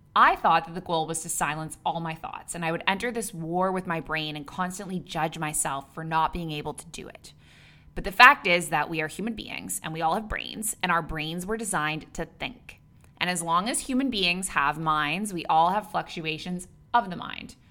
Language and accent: English; Canada; moved away as an adult; also born or lived in Dubai / Abu Dhabi; now in Bali, Indonesia; I'm a Canadian who moved across the world at age twenty-three, and I never went back.